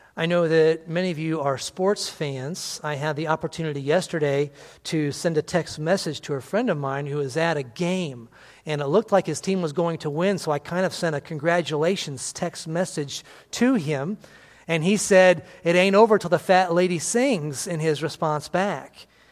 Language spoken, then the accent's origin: English; on the Indiana line, Illinois, United States; I lived on the Illinois Indiana line, and there were many people from Indiana that came and worked in my hometown